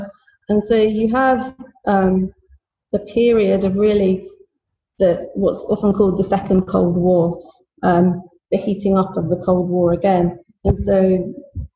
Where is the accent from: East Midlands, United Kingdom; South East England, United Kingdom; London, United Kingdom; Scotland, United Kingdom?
London, United Kingdom; I was born in London